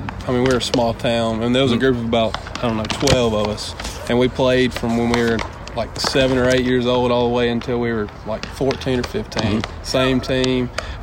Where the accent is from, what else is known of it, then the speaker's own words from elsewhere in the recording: Brookhaven, Mississippi, United States; From Brookhaven, Mississippi. It's about an hour south of Jackson.